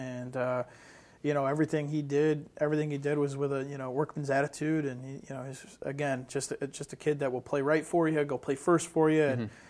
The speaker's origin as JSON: {"language": "English", "region": "Northeast", "country": "United States", "said": "he's another kid, you know, a Northeastern kid, and you know, I'm from the Northeast, so I take a liking to him."}